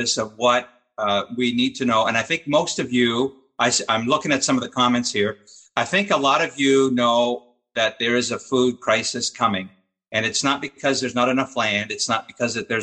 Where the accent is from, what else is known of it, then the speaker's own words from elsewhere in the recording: Montreal, Quebec, Canada; my hometown of Montreal